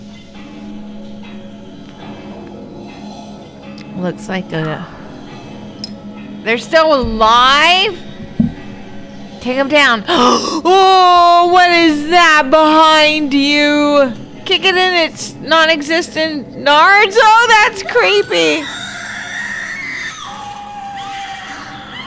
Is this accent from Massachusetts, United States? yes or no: no; Texas, United States; growing up in Texas